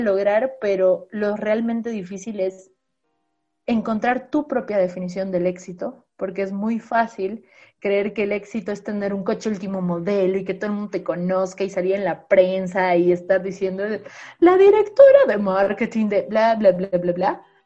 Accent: Bolivia; now in Mexico; Soy una boliviana que publico en México

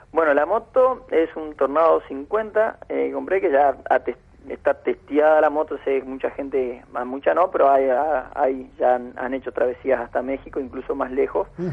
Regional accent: San José de Feliciano, Entre Ríos, Argentina; also born or lived in Cuba; empecé a trabajar en mi pueblo, de donde soy originario, donde viví toda mi vida, San José Feliciano, al norte de Entre Ríos

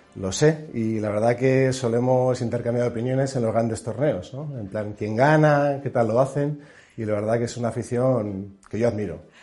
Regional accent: Pamplona, Navarre, Spain; now in Madrid, Spain; yo soy de Pamplona, soy navarro

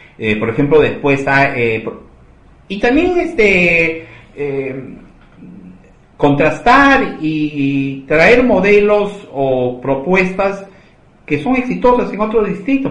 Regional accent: Magdalena, Lima, Peru; yo soy eh, vecino de Magdalena

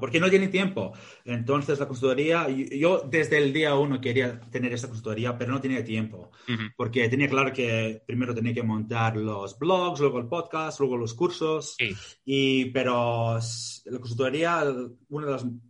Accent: Victoria, Australia; Spanish is a second language; moved away; also born or lived in Greece; Yo nací en Australia y mis padres son griegos, ah, emigraron a Australia y si este, yo nací en Australia. Y luego, bueno, vivimos en Grecia, luego en Australia y hice los estudios en Australia

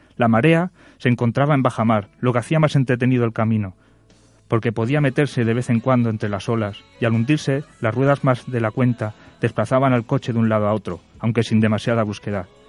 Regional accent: Barcelona, Catalonia, Spain; moved away; yo también como soy de allí, de Barcelona

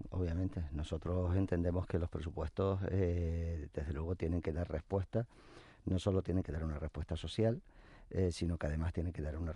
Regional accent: Canary Islands, Spain; Nosotros no somos ni de izquierda ni de derecha, nosotros somos de Canarias

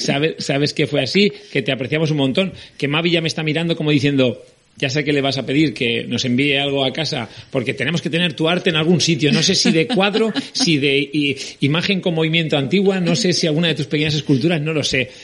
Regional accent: L'Horta, Valencian Community, Spain; accent: Valencian; Yo soy de pueblo, soy de la Horta

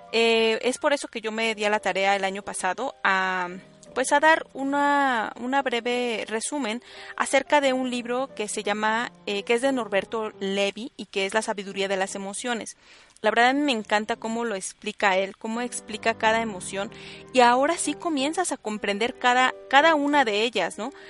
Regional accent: State of Mexico, Mexico; yo soy del Estado de México

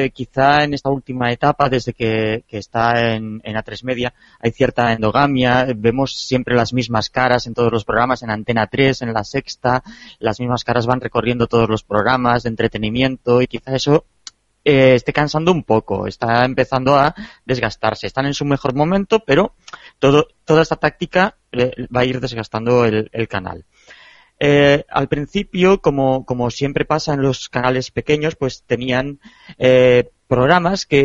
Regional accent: Catalonia, Spain; Qué buenos somos los catalanes.

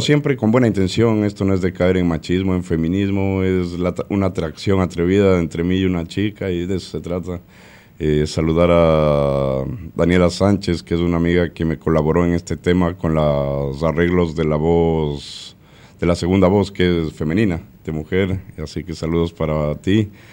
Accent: Ecuador; moved away as an adult; now in Argentina; Empecé mi, carrera artística en el 2007 en mi país, Ecuador

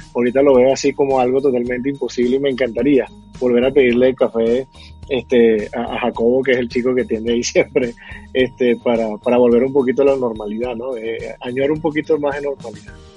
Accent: Venezuela; moved away as an adult; now in Bogotá, Colombia; yo que soy venezolano

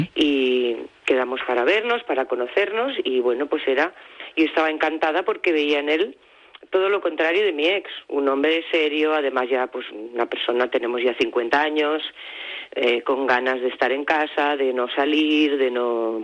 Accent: Barcelona, Catalonia, Spain; moved away as an adult; also born or lived in Palma; Nosotros somos de Barcelona, pero llevábamos muchos años viviendo fuera, viviendo en Palma

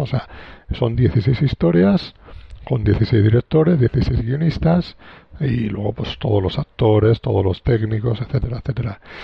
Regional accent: Alicante, Valencian Community, Spain; yo soy de Alicante, vivo en Alicante

